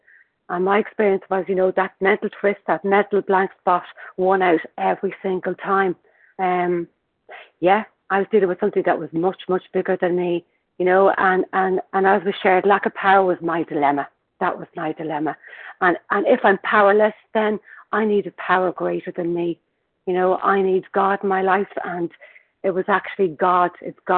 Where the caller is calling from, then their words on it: Dublin, Leinster, Ireland; I'm calling from Dublin in Ireland